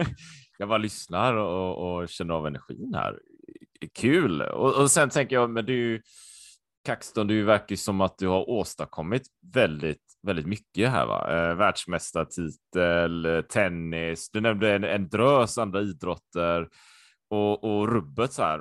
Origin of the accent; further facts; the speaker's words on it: Sweden; also born or lived in Japan / Taiwan; jag var ju supersvensk. Jag har ju alltid varit i Sverige